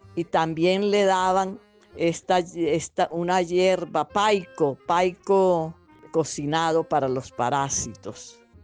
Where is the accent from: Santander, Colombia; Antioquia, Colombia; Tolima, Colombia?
Tolima, Colombia; Armero; en mi tierra, en Armero